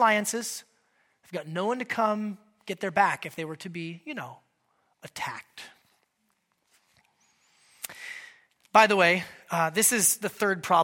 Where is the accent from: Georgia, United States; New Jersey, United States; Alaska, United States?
Alaska, United States; Anchorage; moved away; I grew up in Anchorage, Alaska